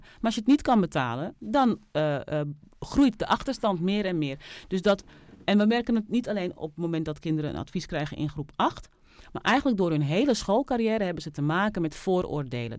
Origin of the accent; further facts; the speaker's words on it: Netherlands; Ik ben in Nederland geboren